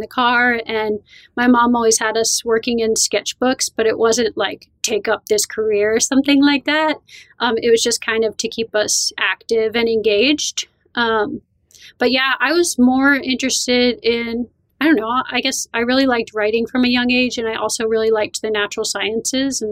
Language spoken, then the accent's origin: English; Vernon, New Jersey, United States; So I grew up in the northwest corner of New Jersey. It's called Sussex. Vernon is the town, and it's right in the Appalachian Mountains